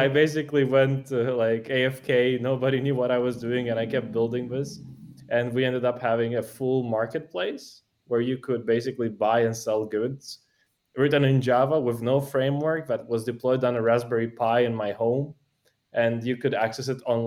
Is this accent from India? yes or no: no; Moldova; moved away as an adult; also born or lived in Italy; now in Switzerland; I grew up in Moldova. That's where I spent basically most of my time up until high school, including high school, actually